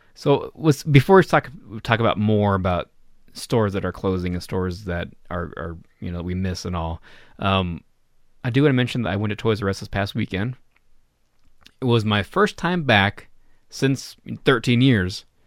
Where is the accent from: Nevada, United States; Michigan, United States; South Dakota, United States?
Nevada, United States; Reno; moved away; my hometown store, my Reno store